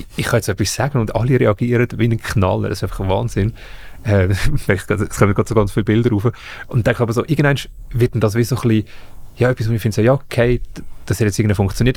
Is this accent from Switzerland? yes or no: yes; Zug, Switzerland; ich komme aus Zug